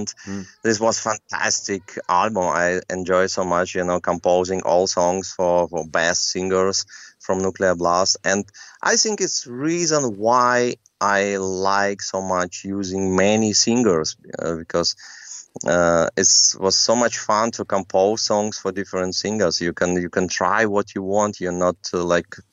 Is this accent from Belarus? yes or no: yes; Minsk, Belarus; English is a second language; moved away; also born or lived in Germany; in my hometown in Belarus, in Minsk